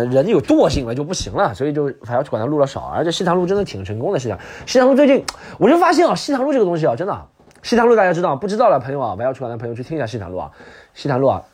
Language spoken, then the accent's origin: Chinese; Subei, Jiangsu, China; now in Shanghai, China; 苏北我的故乡